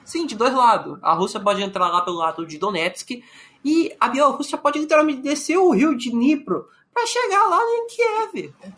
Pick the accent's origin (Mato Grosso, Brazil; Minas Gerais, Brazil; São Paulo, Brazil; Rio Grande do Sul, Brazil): Mato Grosso, Brazil; eu sou do Mato Grosso